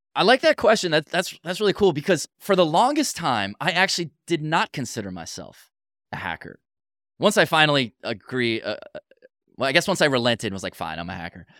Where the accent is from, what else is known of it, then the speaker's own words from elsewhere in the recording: United States; I'm too American